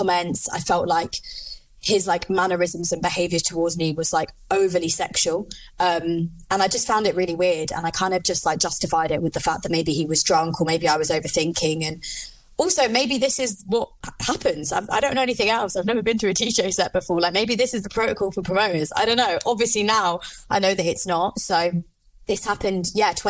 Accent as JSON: {"language": "English", "region": "London", "country": "United Kingdom", "moved": "yes", "lives_now": "Liverpool, United Kingdom", "said": "I live in Liverpool. I'm originally from London"}